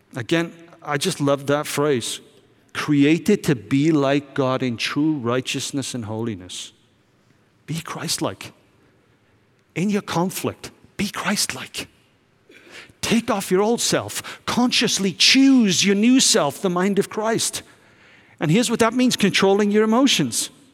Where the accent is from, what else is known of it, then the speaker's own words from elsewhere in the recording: United Kingdom; I'm from Britain